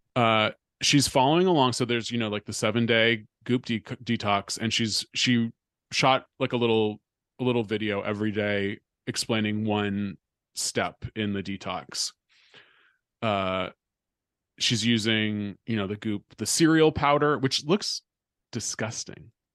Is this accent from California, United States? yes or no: yes; California, United States; I'm from California